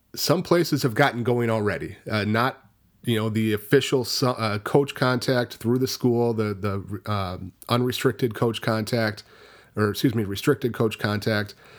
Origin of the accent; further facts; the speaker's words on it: Richland Center, Wisconsin, United States; Richland County, where at my hometown is, is at Richland Center